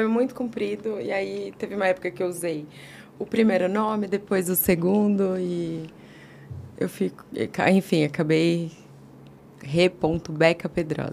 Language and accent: Portuguese; Guarulhos, São Paulo, Brazil; moved away as an adult; also born or lived in Vila Mariana, São Paulo; now in São Paulo, Brazil; nasci em Guarulhos, passei boa parte da minha vida lá, até mais ou menos uns 18, 20 anos